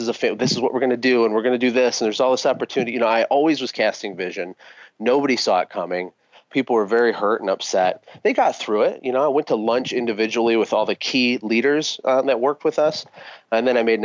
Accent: Flint, Michigan, United States; moved away as an adult; now in Costa Rica; I'm a kid from Flint, Michigan, who had absolutely nothing growing up

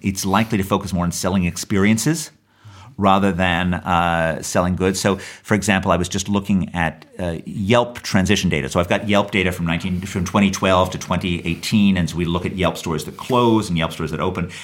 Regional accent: New York, United States; I grew up in New York in the 1970s

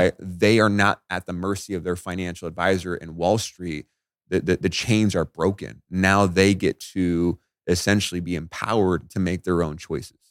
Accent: Las Vegas, Nevada, United States; I grew up in Veg-, I'm in Vegas, right? So it's dry out here.

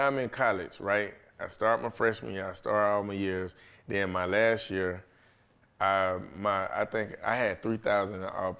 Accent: Florida, United States; I'm from Florida.

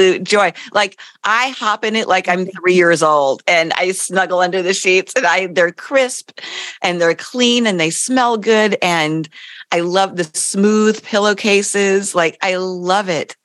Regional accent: East Coast, United States; I grew up on the East Coast

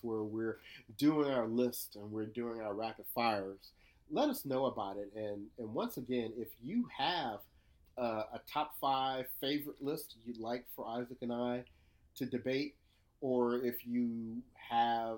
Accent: United States; as an American

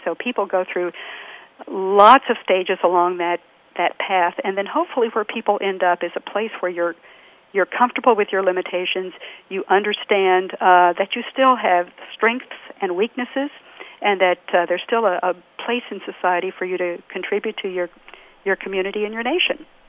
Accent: Texas, United States; another Texan

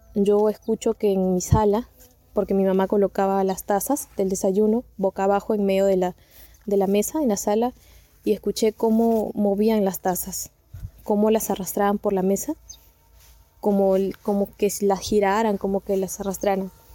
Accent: Peru; yo soy de Perú

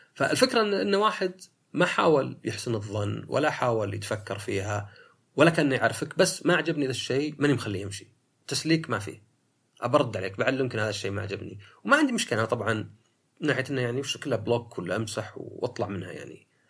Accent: Saudi Arabia; في السعودية عندنا

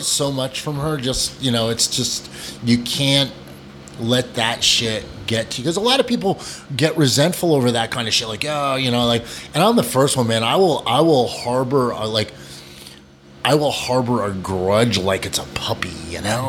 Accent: New Hampshire, United States; also born or lived in Vermont; I'm actually a country kid. I grew up in New Hampshire.

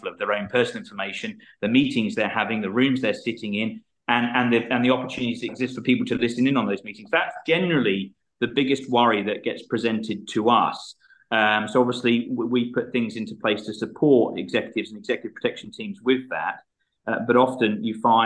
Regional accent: London, United Kingdom; moved away as an adult; also born or lived in Australia / Nauru; now in Hong Kong; I grew up in Southeast London. I emigrated to Australia in 2002. I spent 17 years living in Australia.

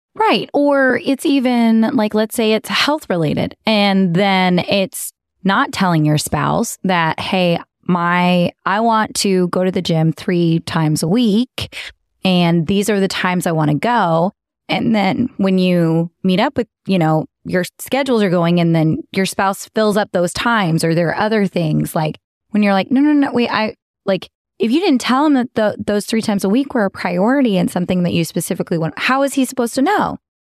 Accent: Texas, United States; moved away; born and raised in Texas. I thought I was gonna raise my girls in Texas

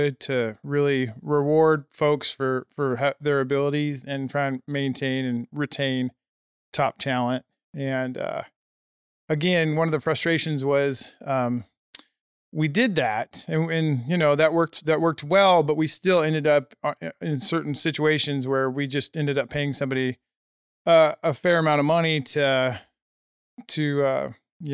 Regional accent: Nebraska, United States; now in Colorado, United States; Nope. Corn country boy. So, yeah, I've been in Colorado for a litt

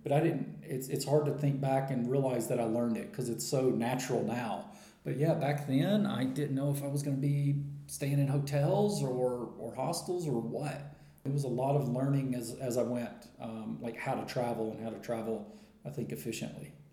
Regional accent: United States; moved away as an adult; I'm from America, uh, but I have been traveling for uh, full time for about four years now

